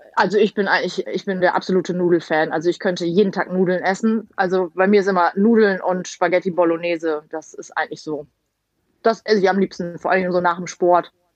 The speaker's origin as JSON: {"language": "German", "town": "Emden", "region": "Lower Saxony", "country": "Germany", "tie": "born or raised there", "said": "ich komme ja gebürtig aus Emden"}